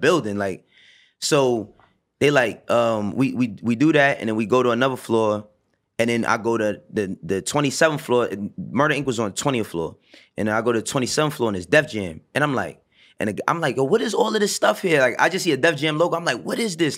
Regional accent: New York City, New York, United States; also born or lived in the Bronx; growing up in Harlem

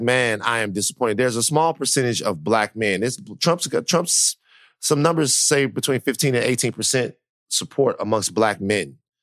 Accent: Louisiana, United States; moved away; I'm from Louisiana. I know how people feel down there

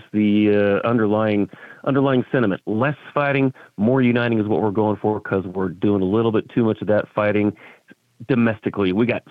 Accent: Tucson, Arizona, United States; I grew up in Tucson, Arizona as an Air Force brat.

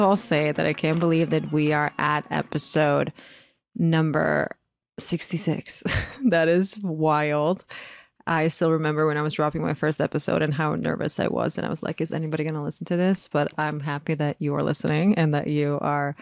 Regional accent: Croatia; moved away as an adult; now in United States; I'm born and raised in Croatia, I moved to the US when I was 22

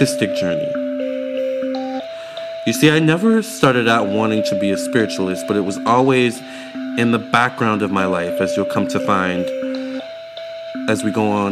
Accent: Leesburg, Virginia, United States; I grew up in Leesburg, Virginia, my whole life, born and raised.

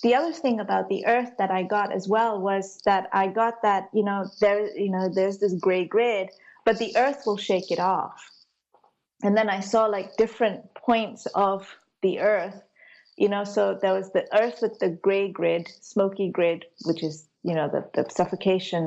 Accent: Malaysia; I grew up in Malaysia, but I was brought up a Hindu. You know, I've got a Sri Lankan ancestry

